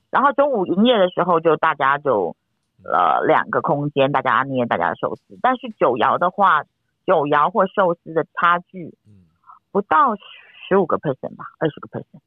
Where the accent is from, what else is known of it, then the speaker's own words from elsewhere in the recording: Taiwan; 到快要到我们台湾这边